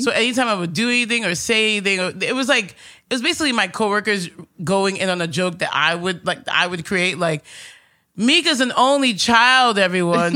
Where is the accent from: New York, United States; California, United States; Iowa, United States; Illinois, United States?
New York, United States; New York City; Growing up here in Astoria